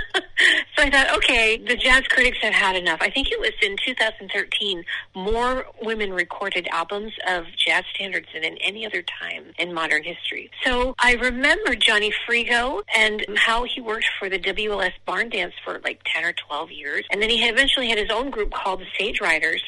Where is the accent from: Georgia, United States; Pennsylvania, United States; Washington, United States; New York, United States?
Pennsylvania, United States; Erie; moved away as an adult; also born or lived in Chicago; my hometown of Erie, Pennsylvania